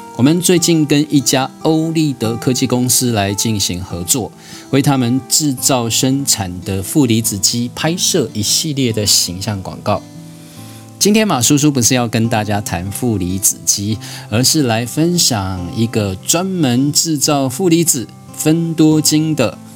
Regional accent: Jianshi, Hsinchu County, Taiwan; 在新竹县坚持向，我住的部落叫做加勒村

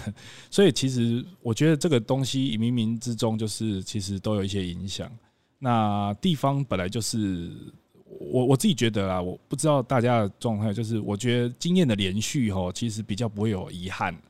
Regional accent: Qishan, Kaohsiung, Taiwan; 生产的一个小镇。那在香蕉的产业，其实，在亚洲的香蕉贸易，其实它是非常重要的地位。那所以它也是我的故乡了。

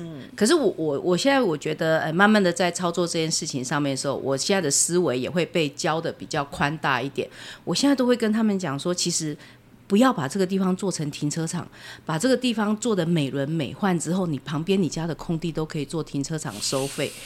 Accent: Changhua County, Taiwan; moved away; 我在台中边缘的城市长大的，比较乡下的地方

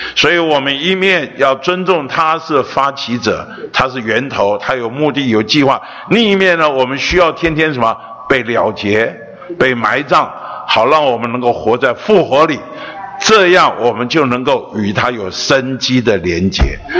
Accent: Taiwan; 我出生在北投，长大在北投，老了还在北投

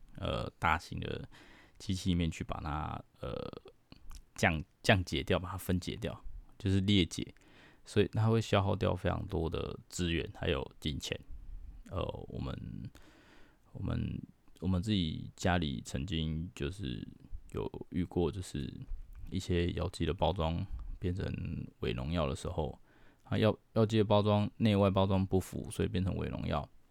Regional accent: Taiwan; 我们台湾人几乎都没有得抗体

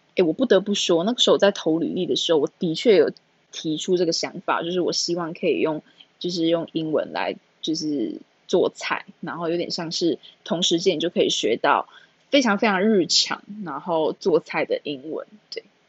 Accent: Taichung, Taiwan; also born or lived in Taipei; 我都在台北读书，可是我是台中人，对，然后我就回台中

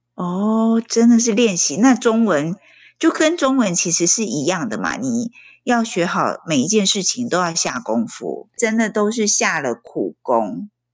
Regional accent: Taiwan; 你跟我一样是在台湾受教育，然后国小、国中、高中到大学

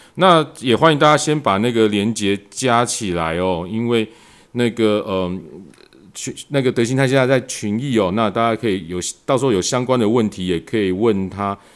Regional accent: Taiwan; 因为我们台湾人搞不清楚 MT Four、MT Five 这种东西哦。

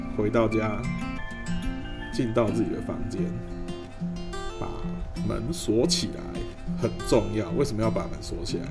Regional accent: Taiwan; 身为一个台湾人

